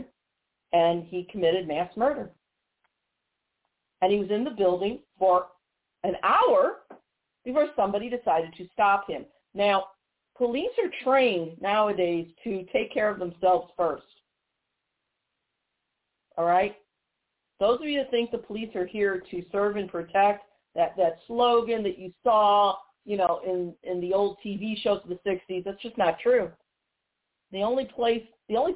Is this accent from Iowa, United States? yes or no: no; Missouri, United States; my home state of Missouri